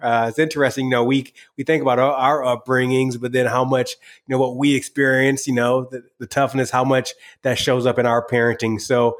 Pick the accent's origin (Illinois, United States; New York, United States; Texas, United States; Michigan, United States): Michigan, United States; I'm from Michigan.